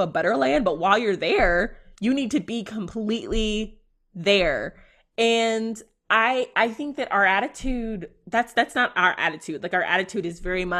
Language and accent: English; United States; I'm an American